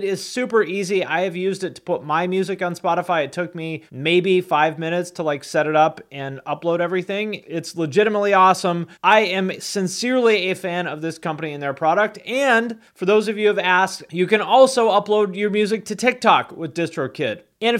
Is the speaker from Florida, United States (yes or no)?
no; Chino, California, United States; now in Newport, United States; I live in Newport, but I'm from Chino. I'm from the wrong side of the tracks.